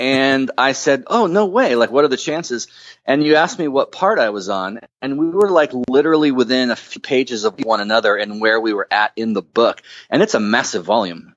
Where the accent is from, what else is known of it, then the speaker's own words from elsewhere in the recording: Huntington Beach, California, United States; I was born in Huntington Beach